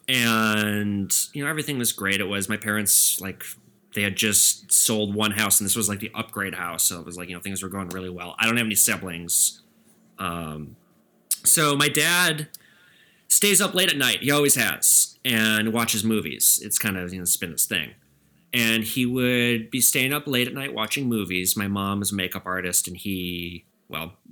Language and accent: English; Edina, Minnesota, United States; now in Minneapolis, United States; I'm from Edina, Minnesota